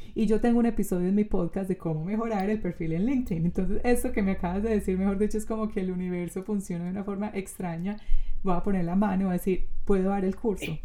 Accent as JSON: {"language": "Spanish", "country": "Colombia"}